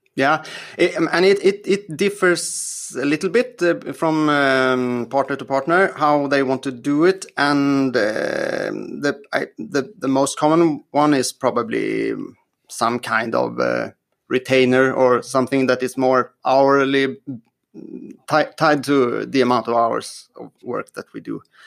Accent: Sweden; I'm from Sweden

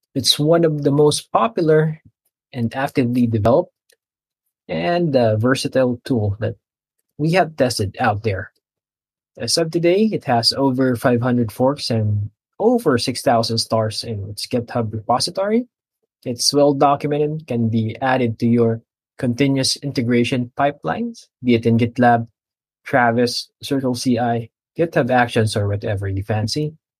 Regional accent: Philippines; from the Philippines

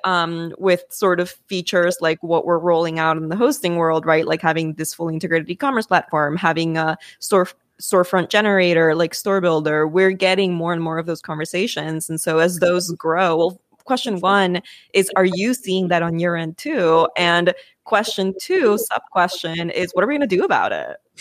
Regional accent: Lima, Peru; Lima, Peru. Mm-hmm. Um, because, fun fact, that's my hometown

